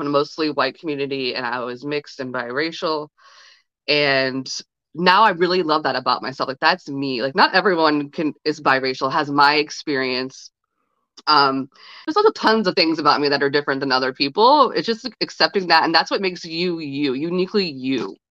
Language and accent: English; Ohio, United States; now in New York City, United States; I'm from the Midwest and I'm from Ohio